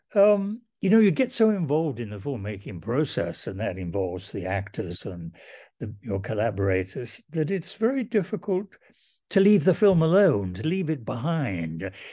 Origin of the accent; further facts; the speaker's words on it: Welsh, Wales, United Kingdom; I'm Welsh and the Welsh believed in educational necessity